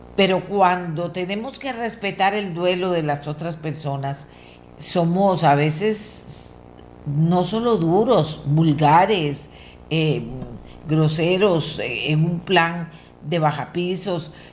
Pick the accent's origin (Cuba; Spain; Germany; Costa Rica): Costa Rica